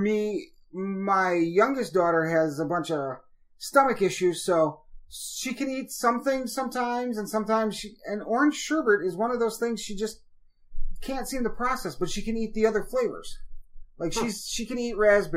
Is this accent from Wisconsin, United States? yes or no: yes; Wisconsin, United States; I grew up in Wisconsin